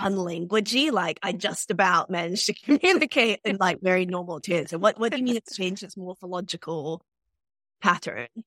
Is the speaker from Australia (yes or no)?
no; New Zealand; also born or lived in Sierra Leone; I'm from New Zealand and I grow up there